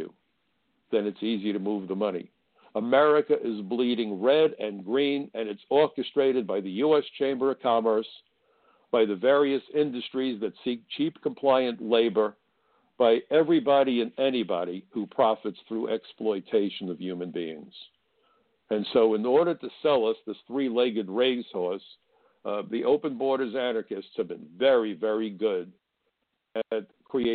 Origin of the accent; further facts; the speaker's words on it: New York City, New York, United States; I come from Brooklyn, where schoolyard fistfights were not uncommon